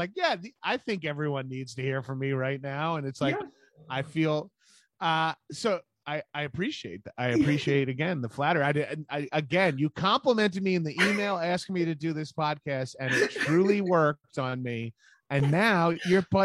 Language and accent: English; Long Island, New York, United States; I'm from New York. I'm from Long Island